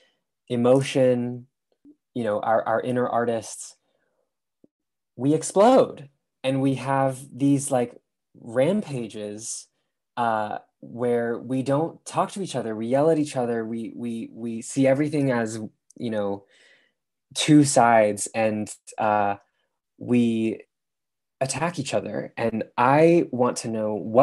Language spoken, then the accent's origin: English; San Francisco, California, United States; moved away as an adult; also born or lived in London; I grew up in San Francisco